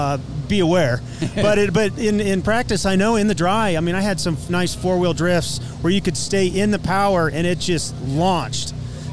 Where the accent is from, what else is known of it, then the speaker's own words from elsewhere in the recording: Colorado, United States; I'm from Colorado. I live at 6,000 feet